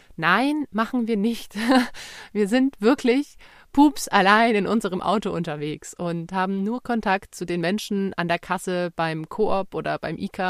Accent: Bavaria, Germany; bei uns in Bayern

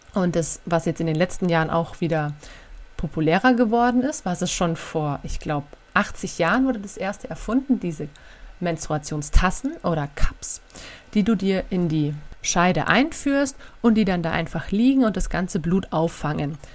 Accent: Germany; bei uns in Deutschland

